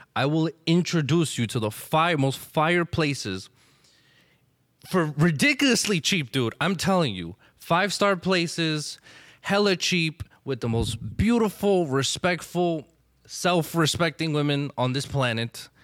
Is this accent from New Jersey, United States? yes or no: yes; Elizabeth, New Jersey, United States; I grew up in Elizabeth